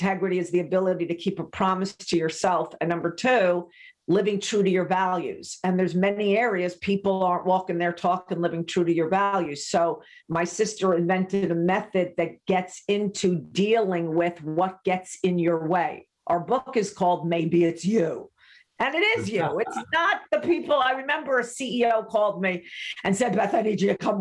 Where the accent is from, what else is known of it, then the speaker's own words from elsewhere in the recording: New York, United States; also born or lived in Laguna Beach, California; I'm a New Yorker through and through.